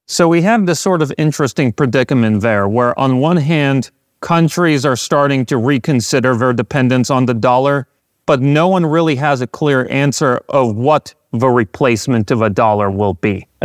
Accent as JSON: {"language": "English", "country": "United States", "tie": "born or raised there", "said": "growing up in the United States"}